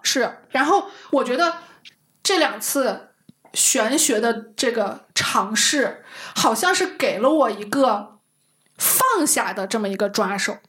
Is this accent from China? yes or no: yes; Shanxi, China; moved away; 我山西人，从来没去过五台山